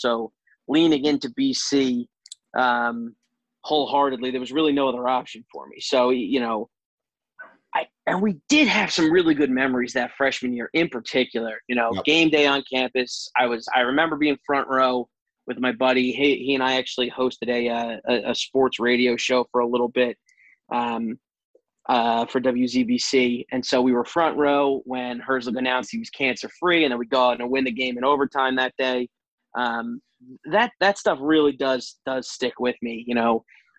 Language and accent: English; New Jersey, United States; Jersey connections through and through. I'm actually, my hometown in Jersey is the same town as Frank Spaziani.